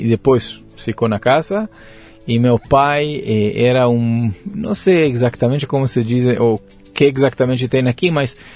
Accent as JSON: {"language": "Portuguese", "town": "Modi'in", "region": "Central District", "country": "Israel", "tie": "born or raised there", "also_born_or_lived": "Netanya, Israel", "second_language": "Portuguese", "moved": "as an adult", "lives_now": "São Paulo, Brazil", "said": "Nasci em Israel. Mas em, em, em Tel Aviv? Onde? Em Modi'in, ou em Netanya, na verdade, Sim. uma cidade na, no costo de Israel, um hum. pouco norte de Tel Aviv. Sim. Mas a maioria da minha vida pass, eh, passou em Modi'in"}